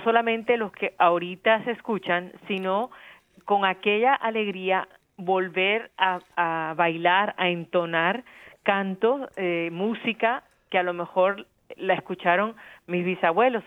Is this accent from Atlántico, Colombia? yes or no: yes; Barranquilla, Atlántico, Colombia; now in United States; Yo soy yo nací en Barranquilla